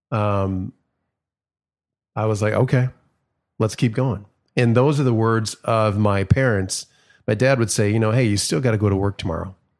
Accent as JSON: {"language": "English", "town": "Minneapolis", "region": "Minnesota", "country": "United States", "tie": "born or raised there", "said": "growing up in Minneapolis, not too far from where George Floyd was murdered"}